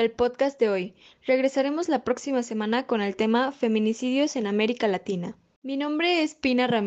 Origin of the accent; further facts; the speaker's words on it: Honduras; yo soy hondureña y hace unos días una caravana de 6.000 hondureños fue detenida en Guatemala